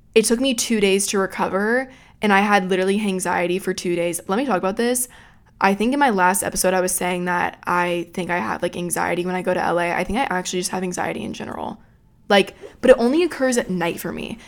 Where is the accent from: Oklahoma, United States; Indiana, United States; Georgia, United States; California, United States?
Georgia, United States; now in Florida, United States; I grew up in Georgia